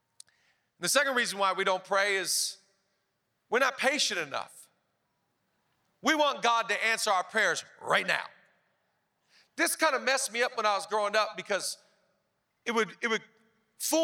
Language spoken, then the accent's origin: English; Seattle, Washington, United States; moved away as an adult; now in Los Angeles, United States; I'm from Seattle, where Pastor Rich is from. The last year I lived in Seattle